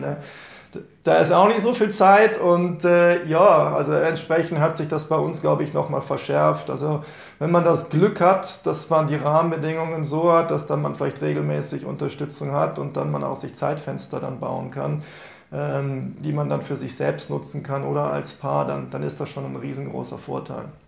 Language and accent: German; Rhineland, Germany; ich bin ja gebürtiger Rheinländer